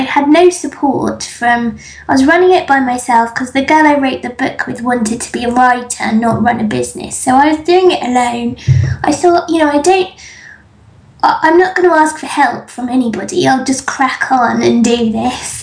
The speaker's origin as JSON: {"language": "English", "region": "England", "country": "United Kingdom", "tie": "born or raised there", "said": "I grew up in England"}